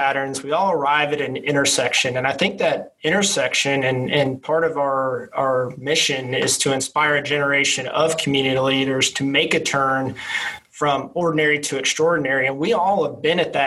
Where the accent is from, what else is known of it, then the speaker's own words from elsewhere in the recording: Acworth, Georgia, United States; I was born and raised in the Acworth community